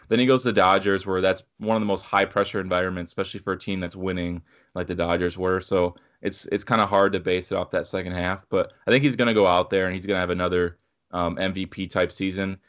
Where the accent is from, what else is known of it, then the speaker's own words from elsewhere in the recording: Minnesota, United States; we're from Minnesota